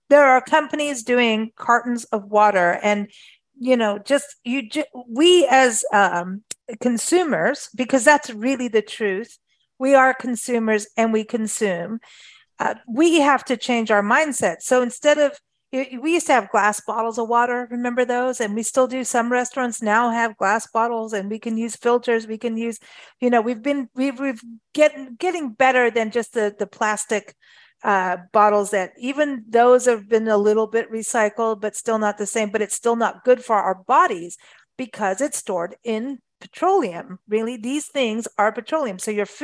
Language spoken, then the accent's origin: English; Kenya; also born or lived in South Africa; I, I grew up in Africa, luckily. Thank thanks to my mom, lived in Kenya, South Africa, lived in the bush.